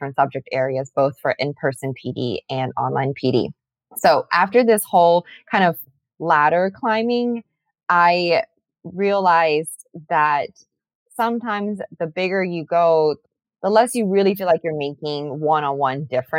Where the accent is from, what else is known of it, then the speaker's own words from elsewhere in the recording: Atlanta, Georgia, United States; moved away as an adult; also born or lived in South Carolina / Arlington; I am born and raised in Atlanta